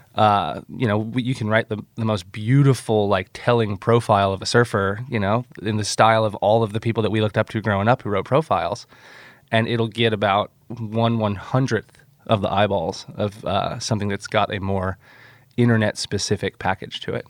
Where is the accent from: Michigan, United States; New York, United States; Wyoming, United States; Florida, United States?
Florida, United States; Nokomis; moved away as an adult; also born or lived in Encinitas, California; I grew up on the Gulf Coast of Florida, uh, in a little town called Nokomis that's about an hour south of Tampa